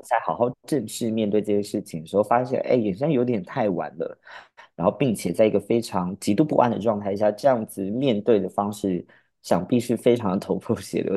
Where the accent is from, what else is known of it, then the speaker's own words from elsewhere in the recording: Pingtung County, Taiwan; also born or lived in Kaohsiung, Taiwan; 然后到了屏东，学校跟家里面只有斜对角的距离